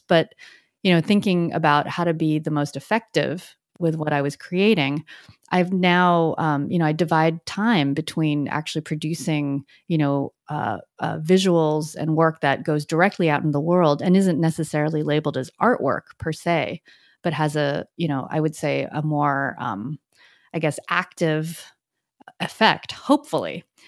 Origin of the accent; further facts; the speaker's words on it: United States; also born or lived in Richmond, Virginia / San Francisco Bay Area; I came here as an immigrant, and as I grew up in the U S